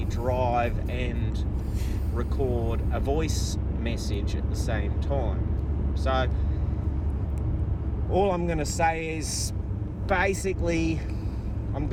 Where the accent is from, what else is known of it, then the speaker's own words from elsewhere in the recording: Perth, Western Australia, Australia; my hometown of Perth in Australia. Western Australia, to be specific.